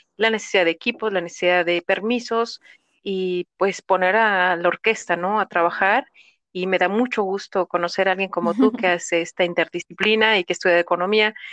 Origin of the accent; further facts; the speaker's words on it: Mexico; somos mexicanas